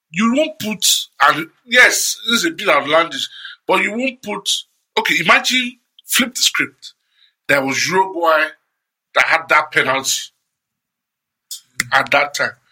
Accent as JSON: {"language": "English", "country": "Nigeria", "said": "I'm, I'm Nigerian"}